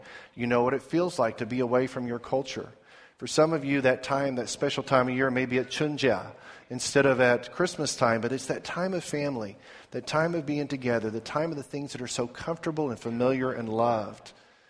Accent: Sasami, Zimbabwe; we were on a mission station in Sasami, Rhodesia

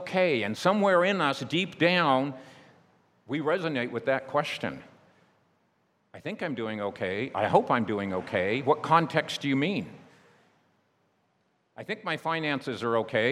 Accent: United States; my home country, United States

